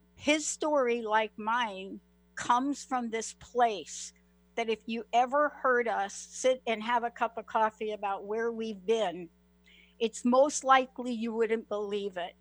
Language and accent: English; New York City, New York, United States; I'm a girl from the Bronx